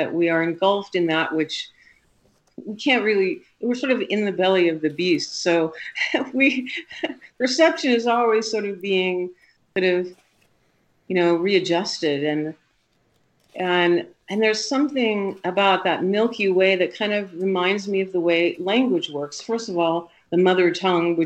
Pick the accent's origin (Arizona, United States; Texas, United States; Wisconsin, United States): Arizona, United States; Tucson; also born or lived in Europe / Las Vegas; now in Colorado, United States; I grew up in Tucson when Tucson was kind of a small town